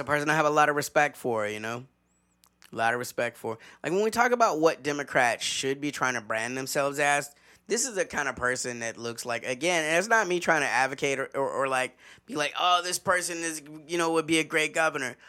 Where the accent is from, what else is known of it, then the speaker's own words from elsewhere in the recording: the South, United States; as a Southerner